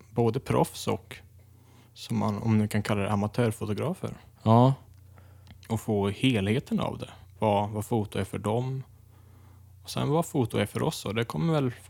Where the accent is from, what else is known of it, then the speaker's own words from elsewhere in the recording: Dalsland, Västra Götaland, Sweden; now in Gothenburg, Sweden; Jag är 24 år. Jag kommer ifrån Dalsland ursprungligen. Från landet, som du brukar säga.